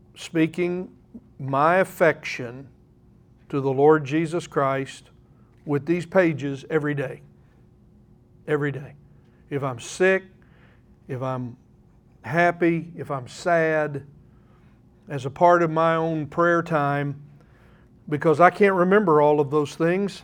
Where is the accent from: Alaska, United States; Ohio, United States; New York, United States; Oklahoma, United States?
Oklahoma, United States; I'm an Oklahoman